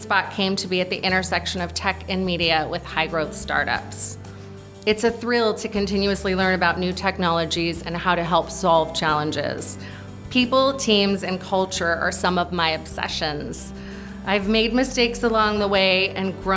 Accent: California, United States; also born or lived in Ohio; I grew up in California

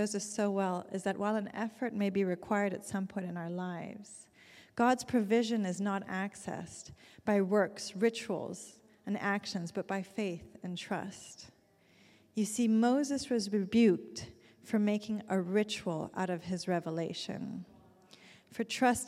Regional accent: Zurich, Switzerland; moved away; my hometown in Zurich

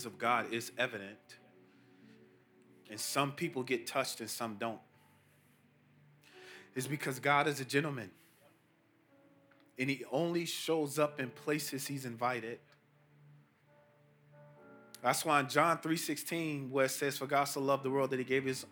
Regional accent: Chicago, Illinois, United States; I'm from Chicago, not even 17 miles from here. I grew up in the housing projects called Augale Gardens

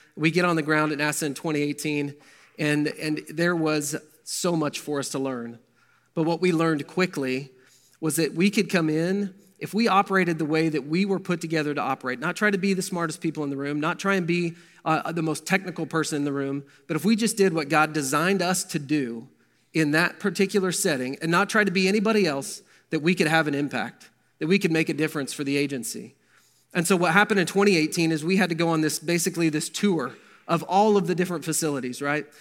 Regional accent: Verdigris, Oklahoma, United States; I grew up in Verdigris, Oklahoma

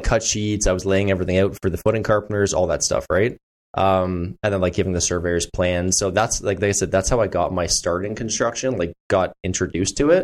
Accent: Burlington, Ontario, Canada; now in Stoney Creek, Hamilton, Canada; I grew up in Burlington.

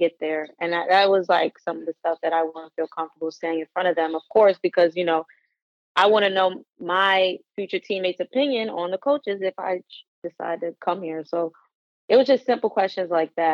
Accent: Wilmington, Delaware, United States; also born or lived in Hockessin, Delaware; I'm actually from Wilmington, Delaware. I went to high school in Hockessin.

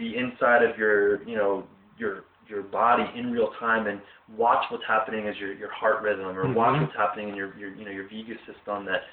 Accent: Philadelphia, Pennsylvania, United States; I grew up in the Pennsylvania, Philadelphia area

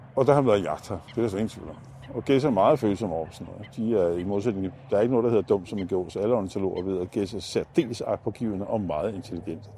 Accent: Gentofte, Capital Region of Denmark, Denmark; da jeg var barn i Gentofte Sø

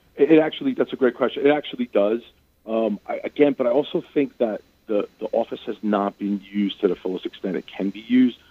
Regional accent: New York City, New York, United States; There was a subway station where I grew up in Brooklyn.

